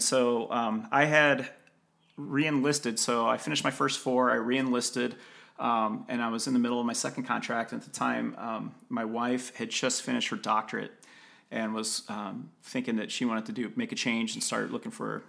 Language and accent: English; Midwest, United States; As a kid growing up in the Midwest, like Colorado was so fascinating to me.